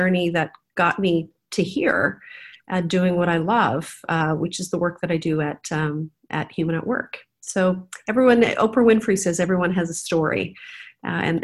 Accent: Canada; moved away as an adult; now in Hong Kong; I was raised in Canada.

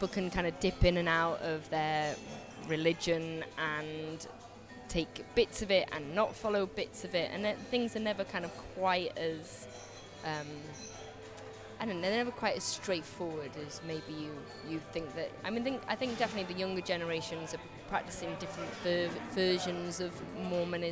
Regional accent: North Wales, United Kingdom; moved away; we're from North Wales.

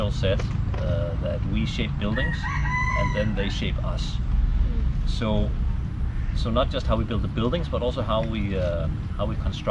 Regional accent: Copenhagen, Capital Region of Denmark, Denmark; moved away as an adult; now in Malaysia; Well, I'm from Copenhagen, so that's one of the cycling capitals of the world.

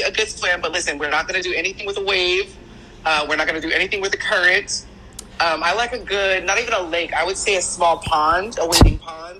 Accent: Idaho, United States; also born or lived in New Jersey; I grew up in Idaho, which is like a landlocked state

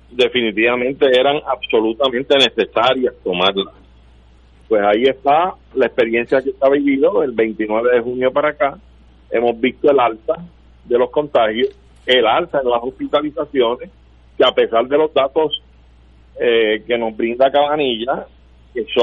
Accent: Puerto Rico; mi nación puertorriqueña

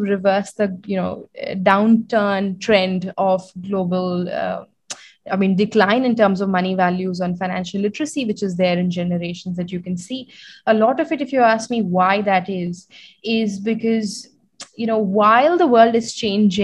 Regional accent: New Delhi, Delhi, India; also born or lived in London, United Kingdom; I was born and brought up in New Delhi.

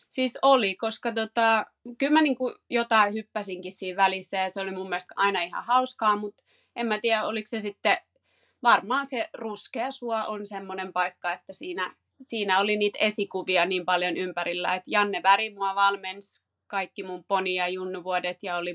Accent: Paris, Île-de-France, France; born there; No, mä oon syntynyt Pariisissa ja mulla on jotenkin aina ollut, kävin ala- ja yläasteen ranskalaisen koulun, niin Ranska on ollut silleen semmoinen niin kuin maa lähellä sydäntä.

